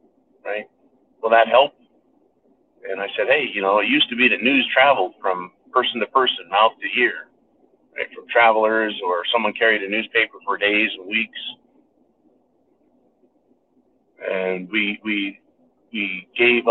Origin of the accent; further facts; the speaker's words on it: United States; being an American.